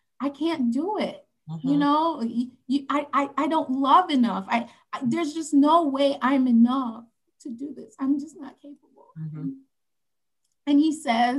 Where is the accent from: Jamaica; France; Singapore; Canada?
Jamaica; Saint Andrew; moved away; also born or lived in Kingston, Jamaica; we're from St. Andrew, and then moved to Kingston later on